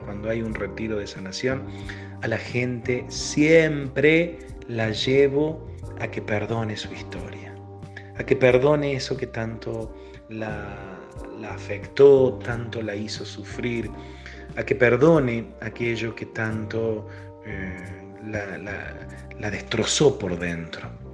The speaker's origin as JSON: {"language": "Spanish", "country": "Argentina", "said": "Yo soy de Argentina"}